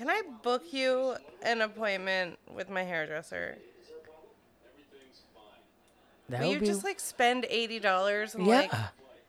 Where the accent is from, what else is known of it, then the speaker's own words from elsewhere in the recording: Ireland; So the Irish, like, rant, like, they eat the potatoes, and I am Irish, and I'm shaped like a potato wife in that, like